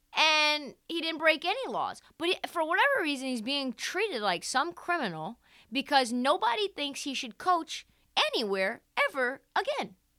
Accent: Portland, Oregon, United States; I am from Portland, Oregon. I lived, I grew up, like, a mile away from Email You DOCA

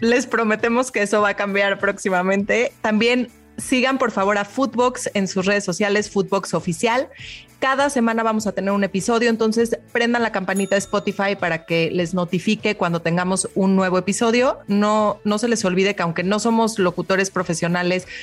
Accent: Mexico; yo como mexicana

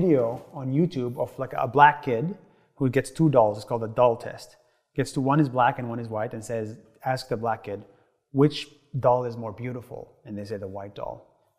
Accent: Nazareth, Northern District, Israel; So I grew up in Israel, right, as a Palestinian.

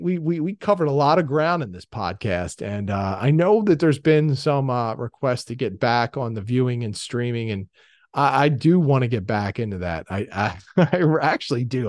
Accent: Philadelphia, Pennsylvania, United States; I'm from Philadelphia

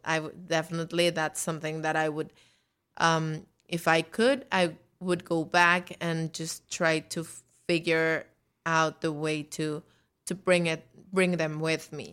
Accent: Mexico; now in New York, United States; I'm from Mexico

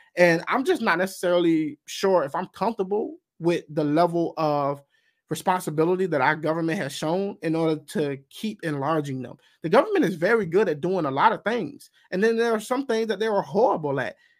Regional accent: United States; I'm also speaking as a, an American. And I'm an American before anything else

